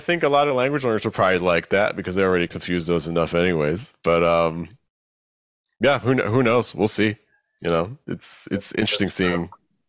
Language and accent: English; Brooklyn, New York, United States; You know, I grew up in Brooklyn.